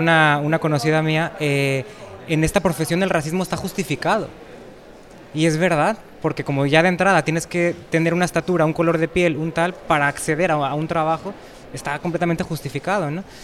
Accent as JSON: {"language": "Spanish", "town": "Lagos de Moreno", "region": "Jalisco", "country": "Mexico", "tie": "born or raised there", "also_born_or_lived": "Guadalajara, Mexico", "moved": "as an adult", "lives_now": "Spain", "said": "Yo en México nací en Lagos de Moreno, que es una ciudad pequeña de 20.000 habitantes, aunque luego viví en Guadalajara muchos años"}